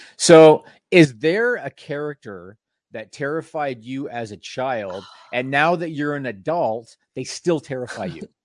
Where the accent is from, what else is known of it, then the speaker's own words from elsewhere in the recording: Canada; being Canadian